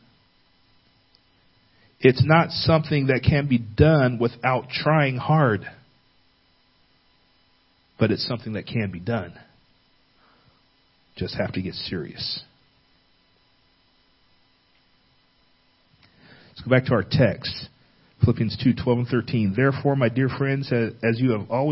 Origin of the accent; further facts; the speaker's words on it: California, United States; growing up in California